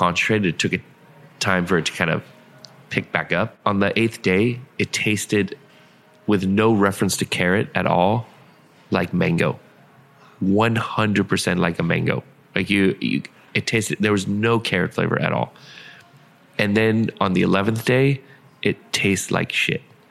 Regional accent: San Diego, California, United States; moved away; I grew up in San Diego

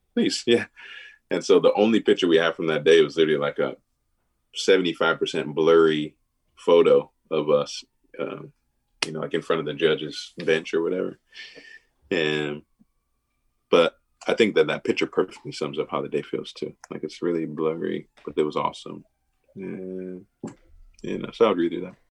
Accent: Milwaukee, Wisconsin, United States; I, grew up in like I said the private schools in Milwaukee

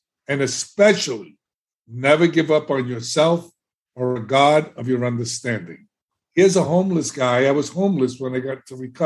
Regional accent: New York City, New York, United States; moved away as an adult; now in Florida, United States; I was growing up in the South Bronx, in one of the best neighborhoods

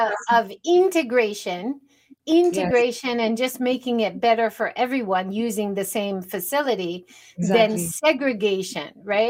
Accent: Hawaii, United States; moved away as an adult; also born or lived in California; now in Japan; I grew up in Hawaii. I went to university in California. Those two places are very famous for being laid back and relaxed. And that happens with time too. And now after many years living in Japan

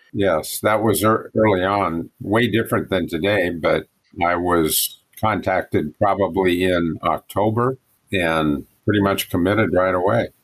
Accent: Coquille, Oregon, United States; I grew up in Coquille

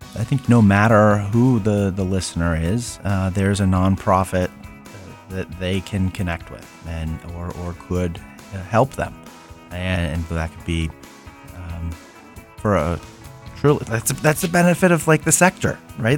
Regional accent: Central Ohio, United States; born and raised in Central Ohio

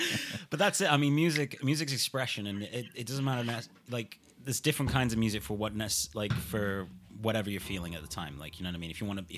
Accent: Shrewsbury, West Midlands, United Kingdom; also born or lived in Nesscliffe; Yeah, I'm from Shrewsbury. I live in Nesclyth.

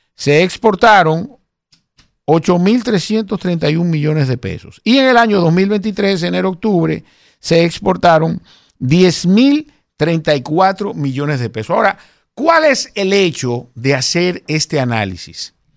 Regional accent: Santo Domingo Este, Distrito Nacional, Dominican Republic; de donde yo soy, de la circunscripción número, número 3 de Santo Domingo Este

